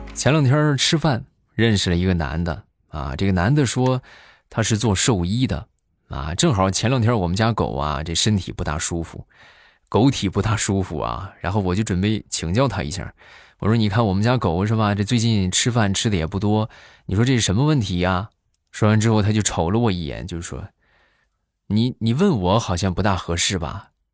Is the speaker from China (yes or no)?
yes; northern China, China; 我们北方